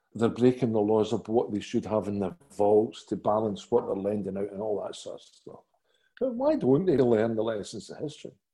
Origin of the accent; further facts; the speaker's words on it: Glasgow, Scotland, United Kingdom; as a Glaswegian